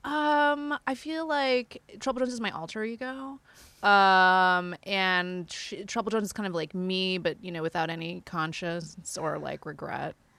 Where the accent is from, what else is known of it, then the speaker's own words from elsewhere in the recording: Indonesia; moved away; I grew up in Indonesia